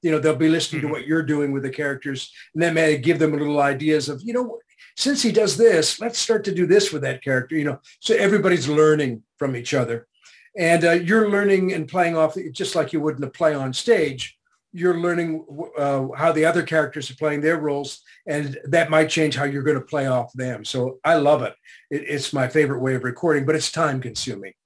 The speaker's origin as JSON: {"language": "English", "country": "Canada", "tie": "born or raised there", "said": "I was born in Canada"}